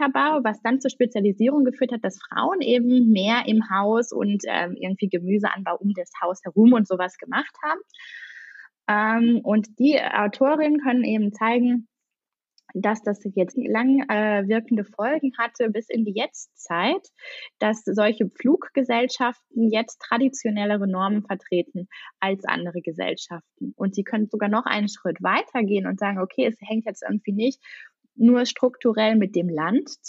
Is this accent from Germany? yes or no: yes; East Germany, Germany; born there; ich bin im Osten geboren, ziehe jetzt aber in den Westen.